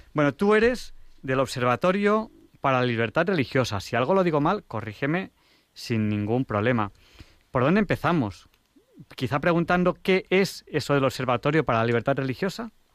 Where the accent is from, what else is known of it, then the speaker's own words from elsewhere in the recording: Catalonia, Spain; now in Madrid, Spain; como catalán